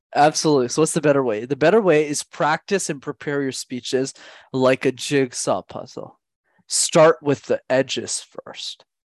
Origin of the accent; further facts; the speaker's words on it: Montreal, Quebec, Canada; I grew up in Montreal